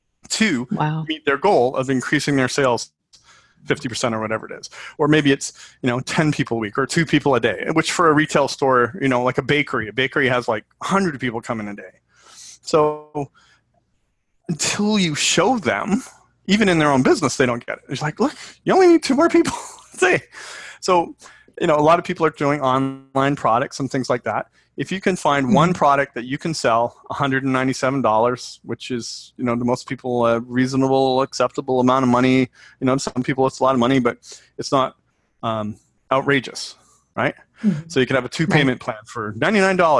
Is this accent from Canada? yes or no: yes; Canada; I'm Canadian